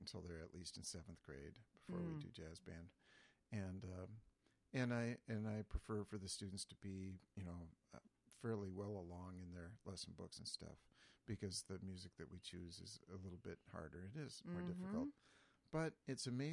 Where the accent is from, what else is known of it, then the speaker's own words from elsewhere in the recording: Jackson, Minnesota, United States; I grew up in Jackson, Minnesota